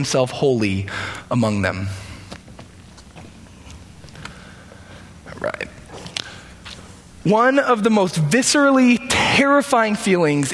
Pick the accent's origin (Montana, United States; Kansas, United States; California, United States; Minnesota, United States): California, United States; San Francisco Bay Area; moved away as an adult; also born or lived in Davis, California; now in Wisconsin, United States; I'm actually not from Wisconsin. I'm from the San Francisco Bay Area originally in California.